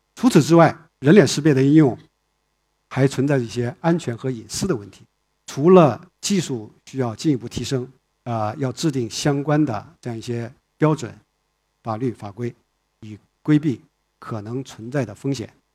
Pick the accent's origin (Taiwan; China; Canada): China; 我们在中国长大的